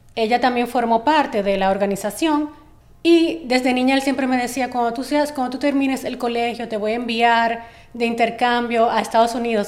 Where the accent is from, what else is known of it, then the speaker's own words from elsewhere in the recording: Dominican Republic; como dominicana o dominicana